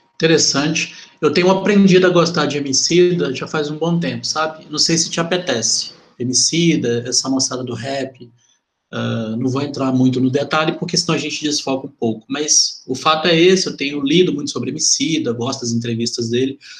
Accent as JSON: {"language": "Portuguese", "town": "Belo Horizonte", "region": "Minas Gerais", "country": "Brazil", "tie": "born or raised there", "said": "eu sou de Venda Nova, sabe? E fui criado boa parte da minha vida lá"}